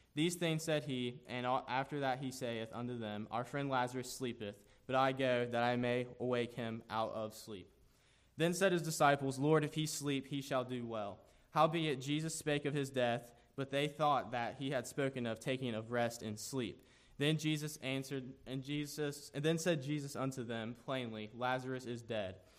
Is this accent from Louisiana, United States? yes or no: no; Jackson, Ohio, United States; I am from Jackson, Ohio